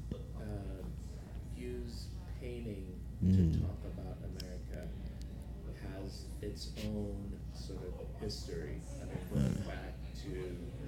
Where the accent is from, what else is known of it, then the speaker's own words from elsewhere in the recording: Liberia; moved away; I didn't grow up here. I grew up in Liberia, West Africa